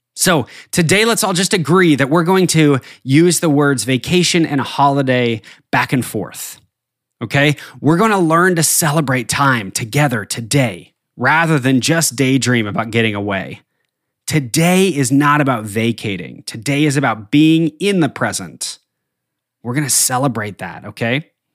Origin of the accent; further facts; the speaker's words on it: northern New Mexico, United States; now in Arkansas, United States; I grew up in the Southern Rockies in, uh, the very northern tip of New Mexico, and skiing was a huge part of my childhood